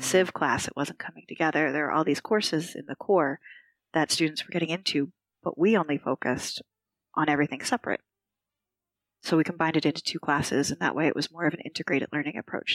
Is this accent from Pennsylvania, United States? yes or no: yes; Philadelphia, Pennsylvania, United States; moved away as an adult; also born or lived in Texas / Maryland; now in Sulaymaniyah, Iraq; I returned to my hometown of Philadelphia for a couple years